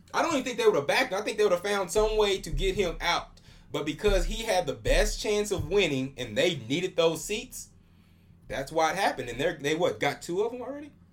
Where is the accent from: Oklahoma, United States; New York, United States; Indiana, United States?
Oklahoma, United States; I'm from Oklahoma too